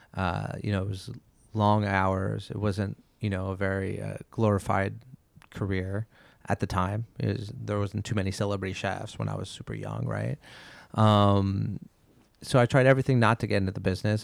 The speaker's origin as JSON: {"language": "English", "town": "Montreal", "region": "Quebec", "country": "Canada", "tie": "born or raised there", "moved": "yes", "said": "I'm from Montreal"}